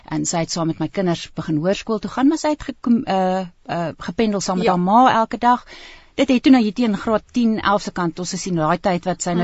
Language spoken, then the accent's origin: Afrikaans; Pretoria, Gauteng, South Africa; ek het self groot geword in in Brooklyn